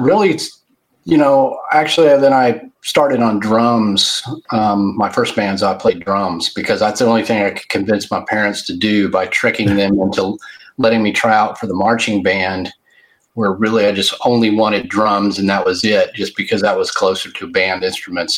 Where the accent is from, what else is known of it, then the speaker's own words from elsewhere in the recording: Fort Worth, Texas, United States; I was born in Fort Worth, Texas, and I've lived in the Dallas Fort Worth, Texas area all my life